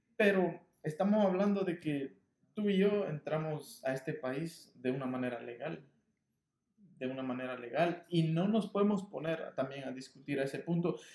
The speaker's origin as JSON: {"language": "Spanish", "country": "Guatemala", "tie": "born or raised there", "moved": "yes", "lives_now": "Los Angeles, United States", "said": "soy nacido guatemalteco, entonces siempre voy a ser guatemalteco"}